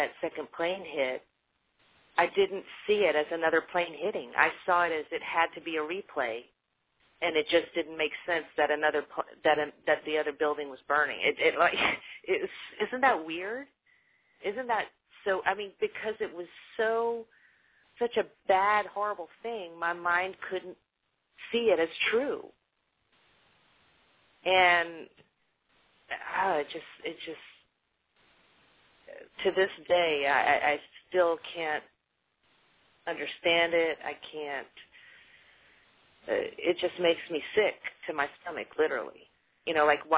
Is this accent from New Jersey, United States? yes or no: no; Louisiana, United States; moved away; when I was growing up in Louisiana